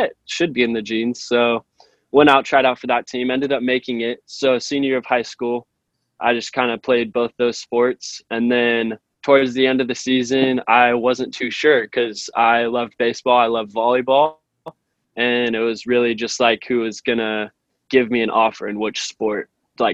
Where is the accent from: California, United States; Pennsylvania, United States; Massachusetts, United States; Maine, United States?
California, United States; Fresno; I'm a business major, and I'm from Fresno, California